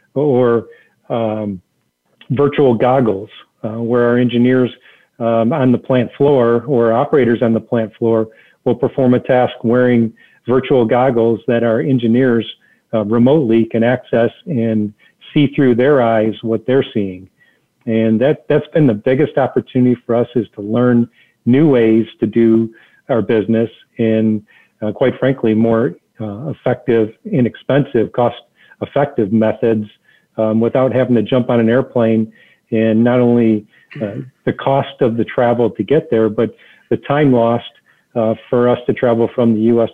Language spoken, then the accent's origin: English; Detroit, Michigan, United States; I grew up in the Detroit area